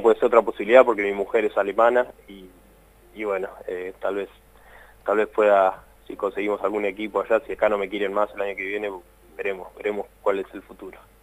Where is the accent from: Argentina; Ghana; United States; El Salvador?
Argentina; moved away as an adult; now in England; Desde que estaba en Argentina